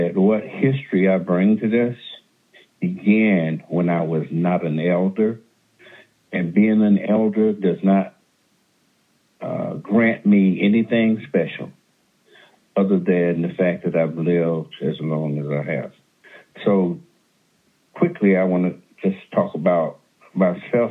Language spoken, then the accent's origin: English; the South, United States; now in California, United States; I'm from the South